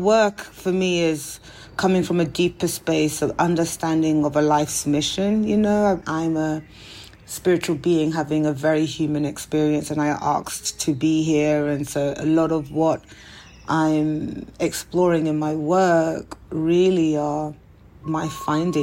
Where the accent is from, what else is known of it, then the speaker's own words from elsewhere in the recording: London, United Kingdom; moved away; also born or lived in United States; being of Nigerian heritage and growing up in South London, in Peckham to be exact, on North Peckham Estate to be super exact, and then moving to America